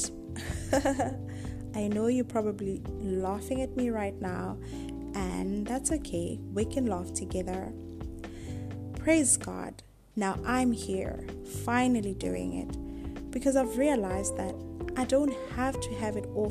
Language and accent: English; South Africa; moved away as an adult; now in Asia; I am a South African currently in Asia